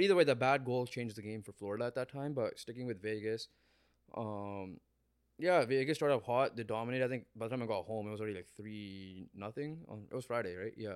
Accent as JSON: {"language": "English", "country": "Canada", "said": "we're Canadian, we have Canadian pride"}